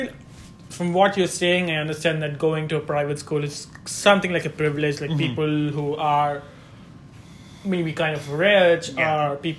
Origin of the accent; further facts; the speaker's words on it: Andhra Pradesh, India; moved away; so I'm from Andhra Pradesh. Mm-hmm. So the native language is Telugu.